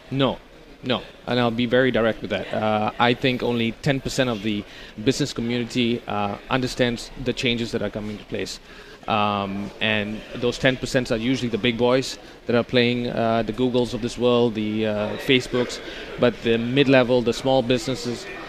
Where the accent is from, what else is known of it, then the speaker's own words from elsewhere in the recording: Amsterdam, North Holland, Netherlands; I'm from Amsterdam